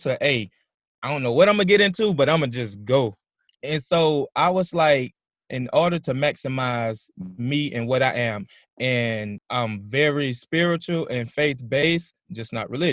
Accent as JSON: {"language": "English", "region": "South Carolina", "country": "United States", "also_born_or_lived": "Oklahoma / Europe", "moved": "as an adult", "said": "I'm coming from South Carolina"}